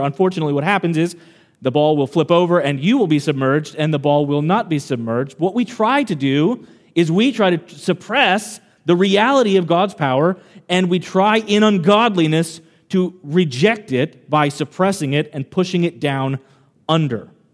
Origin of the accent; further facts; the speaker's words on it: Kansas, United States; now in Long Island, United States; I'm not originally from Long Island. I grew up in Kansas